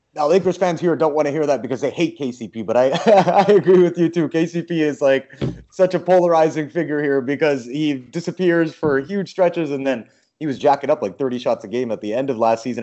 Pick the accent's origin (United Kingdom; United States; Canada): Canada; moved away; I'm a Canadian